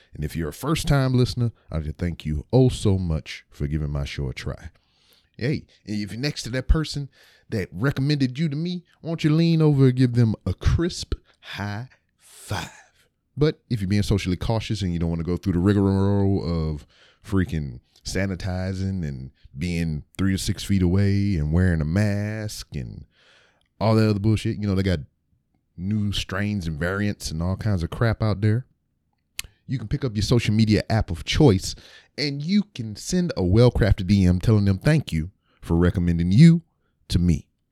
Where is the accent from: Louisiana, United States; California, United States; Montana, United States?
Louisiana, United States; Lake Charles; moved away; I was born in Lake Charles, Louisiana. I went to a elementary school called Cherry Street, which was later changed to J D Clifton